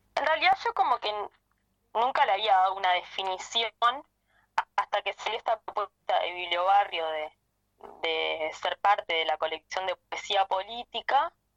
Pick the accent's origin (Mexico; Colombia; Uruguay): Uruguay; Maldonado; soy de Maldonado, que soy parte del colectivo que arda